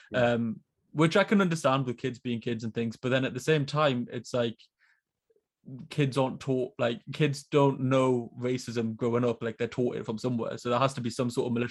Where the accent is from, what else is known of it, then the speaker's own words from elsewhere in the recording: Newcastle upon Tyne, North East England, United Kingdom; I'm from Newcastle